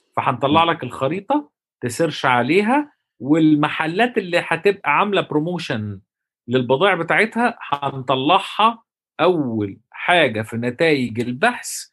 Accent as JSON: {"language": "Arabic", "country": "Egypt", "said": "احنا عندنا في مصر"}